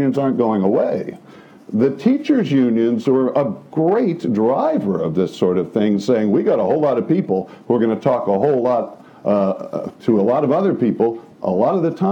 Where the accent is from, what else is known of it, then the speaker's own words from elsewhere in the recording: New Jersey, United States; I'm from New Jersey